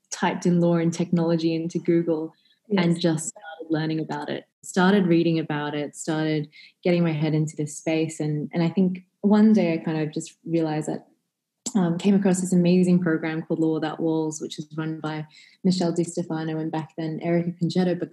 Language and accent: English; Australia; Growing up in Australia, certainly a heavily kind of Western culture